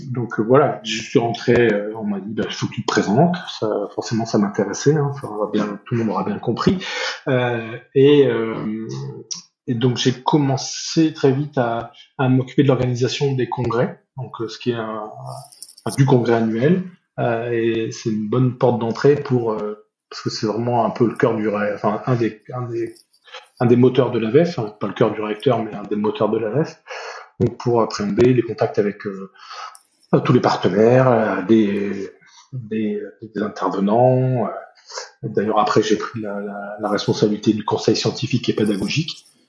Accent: Nord, Hauts-de-France, France; je suis originaire du Nord

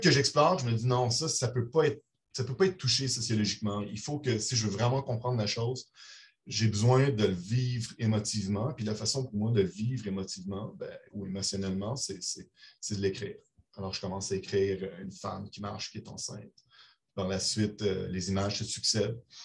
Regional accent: Brussels, Brussels-Capital Region, Belgium; now in Montreal, Canada; Je suis né à Bruxelles. je suis citoyen canadien et belge à la fois

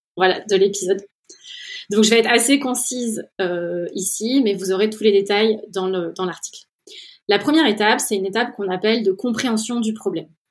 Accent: Orléans, Centre-Val de Loire, France; moved away as an adult; also born or lived in Silicon Valley, United States; je viens d'Orléans où j'ai passé mes 20 premières années

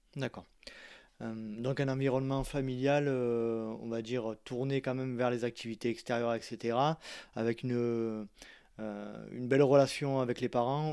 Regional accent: southern France, France; also born or lived in Loire-Atlantique (parents); je suis né dans le sud de la France

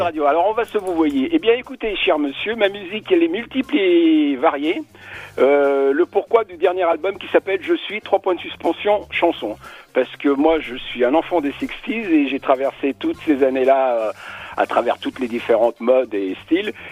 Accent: Spain; je suis espagnol

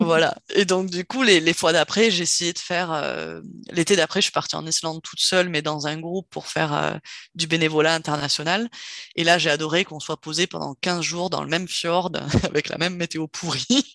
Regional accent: Cherbourg, Normandy, France; moved away; also born or lived in south-west France; j'ai grandi en Normandie, heu, au nord de la presqu'île du Cotentin, donc, heu, Cherbourg

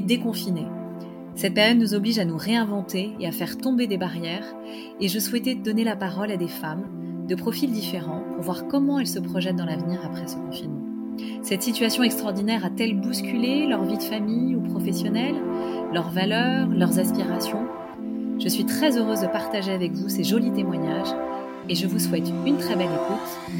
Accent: Paris, Île-de-France, France; je suis parisienne

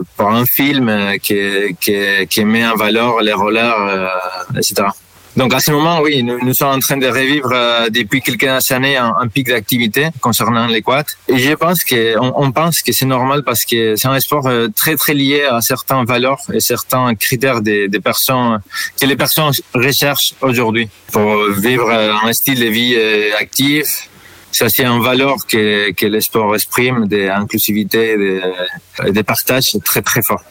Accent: Spain; moved away as an adult; now in Lille, France; Je suis espagnol

